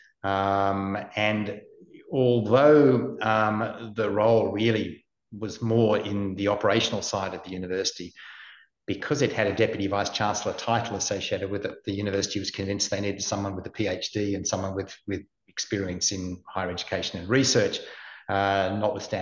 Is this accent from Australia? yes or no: yes; Australia; also born or lived in United Kingdom; I'm an Australian